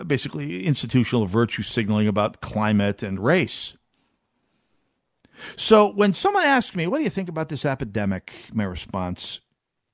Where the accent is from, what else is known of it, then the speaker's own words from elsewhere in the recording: North Dakota, United States; moved away; I grew up 20 miles from the nearest Minuteman missile silo